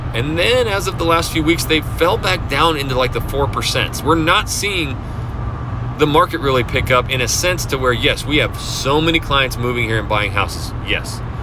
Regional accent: North Idaho, United States; moved away as an adult; now in Houston, United States; I came from a small town, so I am from North Idaho

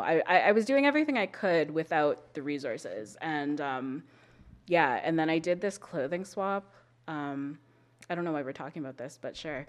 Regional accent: Calgary, Alberta, Canada; I grew up in Calgary. I was born and raised here

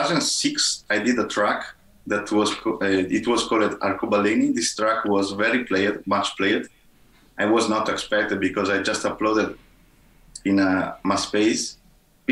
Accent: Italy; in my hometown

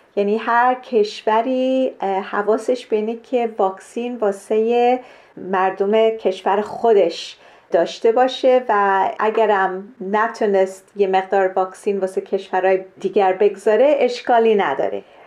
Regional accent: Kenya; من در کشور کنیا در شرق آفریقا به دنیا آمدم

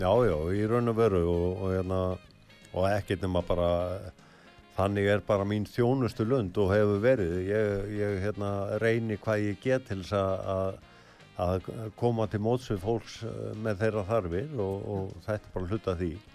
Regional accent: the West, West of Iceland, Iceland; moved away; ég er náttúrulega sjálfur að vestan

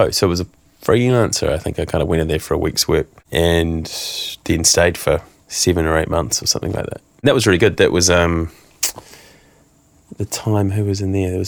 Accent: London, United Kingdom; it was a combination of I'm from London you know

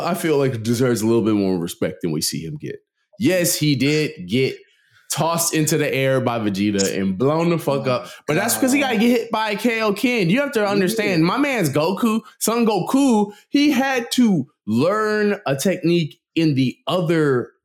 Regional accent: United States; we're American

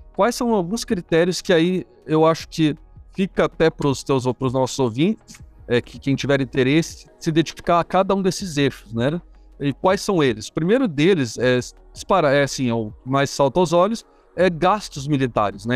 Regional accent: Curitiba, Paraná, Brazil; eu sou de Curitiba, né? Aqui em Curitiba

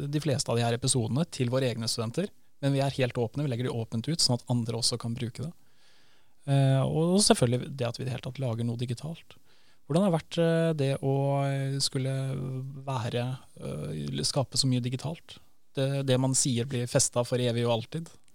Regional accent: Northern Norway, Norway; also born or lived in Grytøya; Jeg er jo fra Nord-Norge, og jula for meg, eh, alle mine største juleminner handler om Nord-Norge

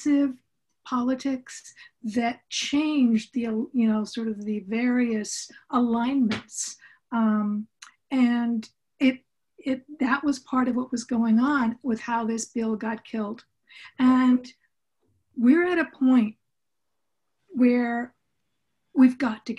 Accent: Southern California, United States; I grew up in Southern California with parents who were college professors

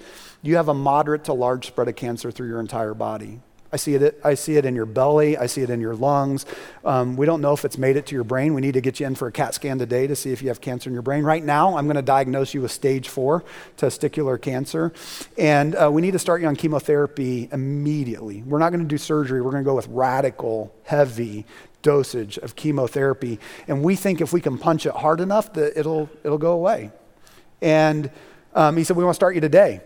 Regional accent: Indiana, United States; moved away; the place that I grew up in Indiana

